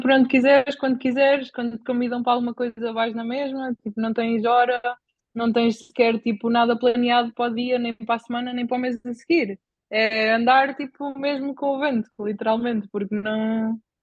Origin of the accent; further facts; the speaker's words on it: Bajouca, Portugal; also born or lived in Caldas da Rainha; sou, sou da Bajoca, tenho 27 anos